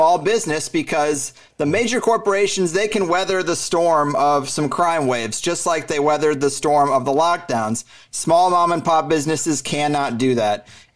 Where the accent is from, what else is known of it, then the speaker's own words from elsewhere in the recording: Missouri, United States; moved away as an adult; now in San Diego, United States; I grew up in Missouri